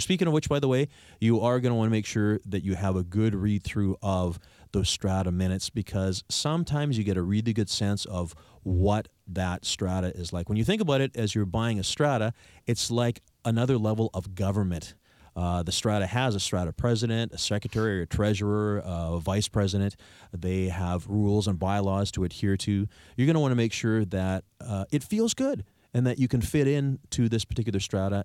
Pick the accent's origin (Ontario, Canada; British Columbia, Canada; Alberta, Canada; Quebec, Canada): British Columbia, Canada; Victoria; I'm from here. I'm born and raised in Victoria